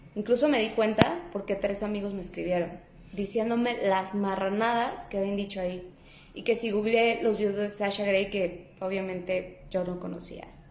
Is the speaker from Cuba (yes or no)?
no; Mexico